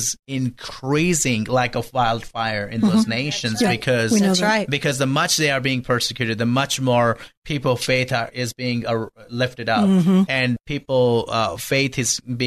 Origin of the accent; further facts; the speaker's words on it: Pakistan; moved away as an adult; now in United States; I was born and raised in Pakistan